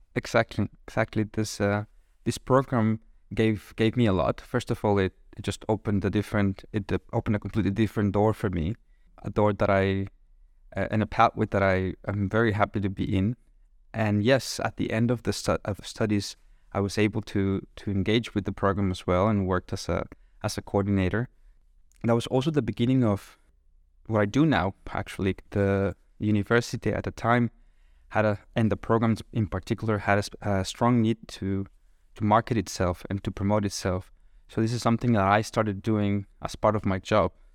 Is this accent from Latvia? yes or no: no; Monterrey, Nuevo León, Mexico; moved away as an adult; now in Kraków, Poland